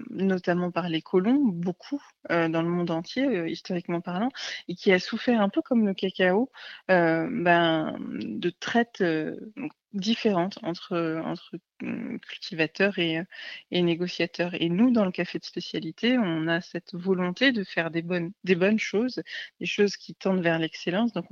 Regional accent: Paris, Île-de-France, France; j'étais basée à, Paris, parce que ben, je suis parisienne au départ.

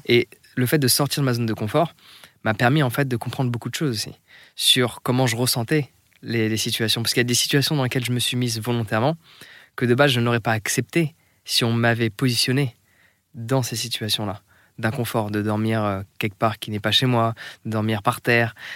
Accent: France; moi en tant que Français

